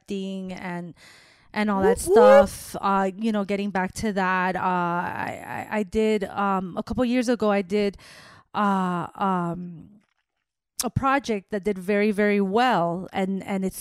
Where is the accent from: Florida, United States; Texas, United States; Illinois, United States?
Florida, United States; Miami; I grew up in Miami